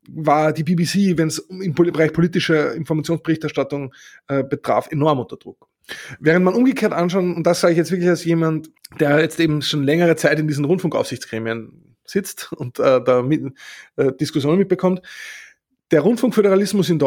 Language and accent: German; Austria; also ich muss sagen, als Österreicher sowieso, ich habe lange überhaupt nicht geschnallt